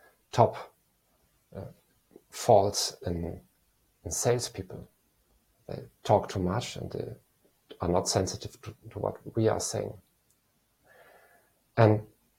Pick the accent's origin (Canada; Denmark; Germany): Germany; moved away as an adult; also born or lived in Eastern Europe; I'm a psychologist from Germany